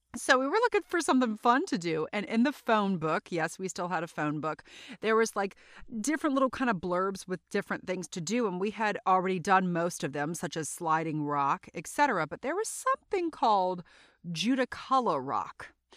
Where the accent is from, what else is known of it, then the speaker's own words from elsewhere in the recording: South Louisiana, United States; also born or lived in North Carolina; So, I grew up in Louisiana, in South Louisiana